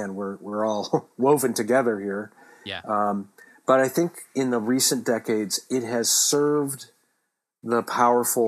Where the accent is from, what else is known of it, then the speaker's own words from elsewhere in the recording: Michigan, United States; growing up in the Midwest, growing up in Michigan